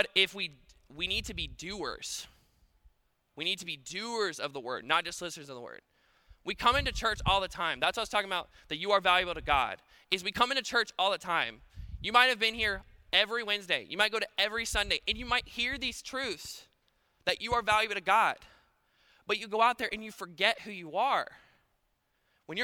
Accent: Paulding County, Georgia, United States; I'm from Paulding County, and we're fix-it people

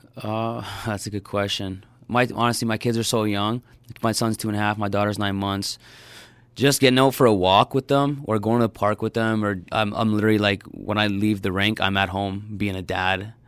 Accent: Hamilton, Ontario, Canada; born or raised there

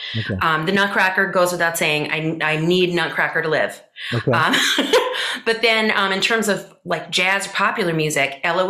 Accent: Long Island, New York, United States; now in Los Angeles, United States; I grew up on Long Island. It was a really, really wonderful place to grow up for a lot of reasons. In the 80s and 90s, when I was a kid

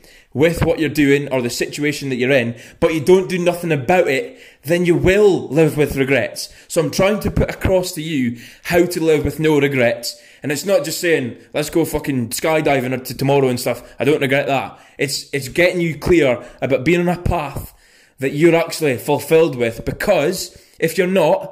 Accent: Scotland, United Kingdom; when I say the G on the end, because I'm from Scotland. We just don't say

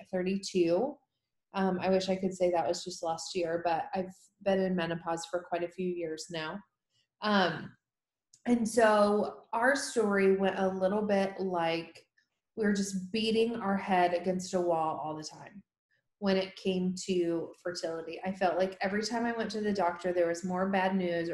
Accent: Tennessee, United States; here in my home state of Tennessee

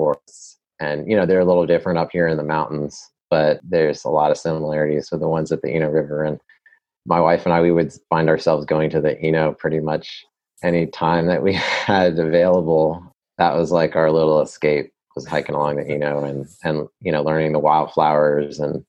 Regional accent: California, United States; also born or lived in New England / North Carolina; now in South Toe Valley, North Carolina, United States; I was born in California. And then lived in New England for a few years, but I've been in North Carolina for almost 25 years

